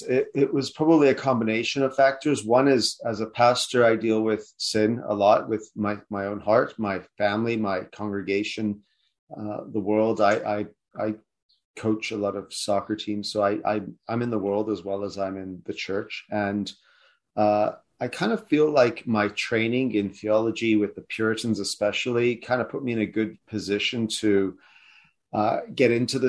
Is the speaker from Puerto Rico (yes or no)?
no; Canada; moved away; also born or lived in South Africa / United Kingdom / United States; I was born in South Africa, but I have British parents. So that's the explanation for the bland South African name. But we moved to Canada when I was about 8.